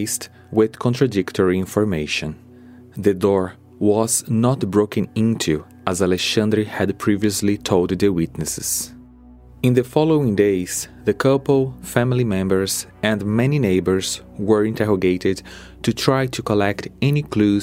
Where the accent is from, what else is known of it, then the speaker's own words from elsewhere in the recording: Brazil; English is a second language; I'm Brazilian